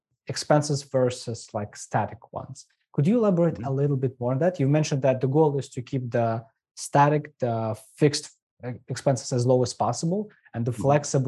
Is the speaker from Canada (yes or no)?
no; Ukraine; moved away; I'm from Ukraine